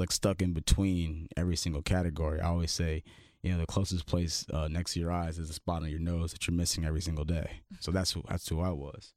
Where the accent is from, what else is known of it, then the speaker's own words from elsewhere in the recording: Los Angeles, California, United States; I'm from Crenshaw, California, like South Central L